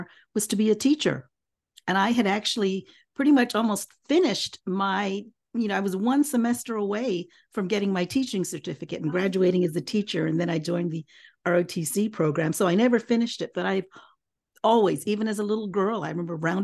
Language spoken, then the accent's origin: English; Kansas, United States; moved away as an adult; now in Hawaii, United States; I am a Filipino, born and raised in the Midwest in Kansas